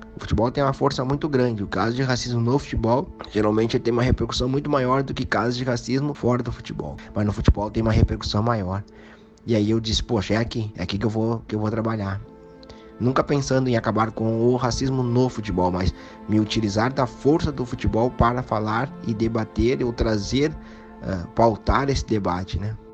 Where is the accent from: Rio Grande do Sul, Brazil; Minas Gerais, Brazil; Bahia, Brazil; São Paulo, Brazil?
Rio Grande do Sul, Brazil; Eu sou gaúcho, torço para um time daqui, aqui tem Inter e Grêmio.